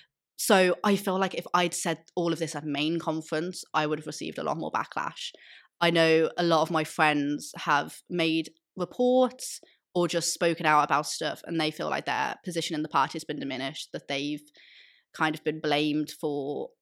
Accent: Liverpool, North West England, United Kingdom; I'm from Liverpool, and in Liverpool we have RASA Merseyside.

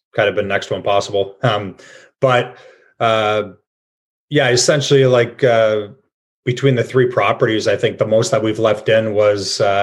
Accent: Cambridge, Ontario, Canada; I'm from Cambridge

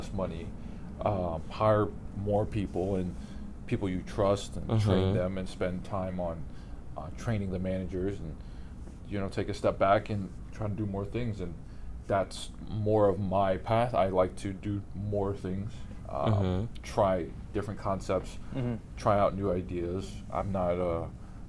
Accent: New York City, New York, United States; being an Asian American growing up in Brooklyn, New York.

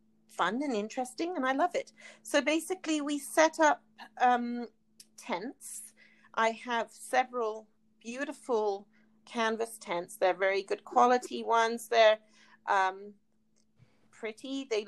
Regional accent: United Kingdom; We're both British. We met in Calgary.

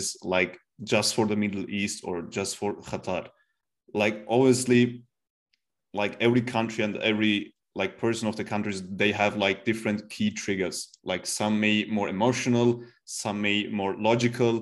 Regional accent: Turkey; now in Austria; I'm from Turkey. And like I know like my guys, my people, they're very emotional

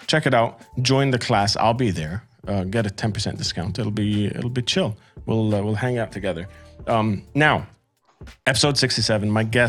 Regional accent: Amman, Amman Governorate, Jordan; also born or lived in Qatar; one of the first quote unquote real bands that I found growing up in the Middle East. You know, I moved from Qatar to Jordan, and I was like trying to get into the scene.

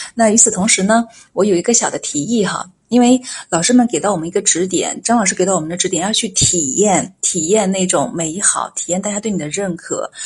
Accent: China; 我们中国人的通病和谦虚

